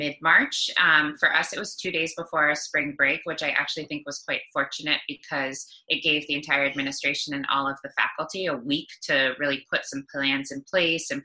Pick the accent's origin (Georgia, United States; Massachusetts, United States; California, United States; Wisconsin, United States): Massachusetts, United States; Cape Cod; moved away as an adult; now in New York, United States; I'm originally from Cape Cod, Massachusetts, and I've been in New York for almost 13 years